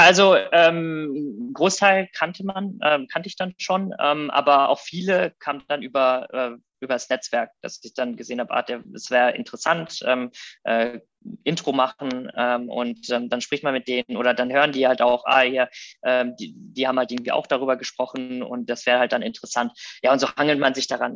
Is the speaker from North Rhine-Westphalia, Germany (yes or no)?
yes; Rheda-Wiedenbrück, North Rhine-Westphalia, Germany; also born or lived in Thessaloniki, Greece / Munich; now in Berlin, Germany; bin also quasi groß geworden ähm, in Reda Wiedenbrück, was bei Gütersloh Bielefeld ist, die Ecke aus Westfalen.